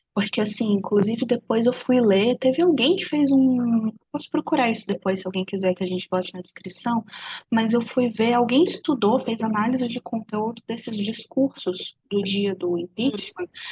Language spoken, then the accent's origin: Portuguese; Brazil; isso foi tirado de mim enquanto brasileira, enquanto nação